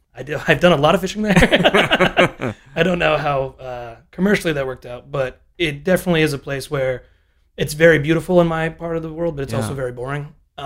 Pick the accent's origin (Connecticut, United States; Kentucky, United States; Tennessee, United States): Connecticut, United States; born or raised there